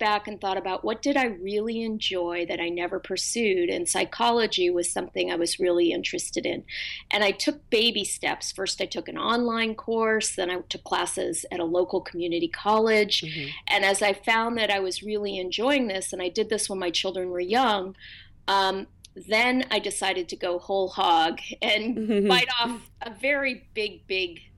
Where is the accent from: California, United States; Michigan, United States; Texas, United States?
California, United States; Berkeley; I grew up in Berkeley.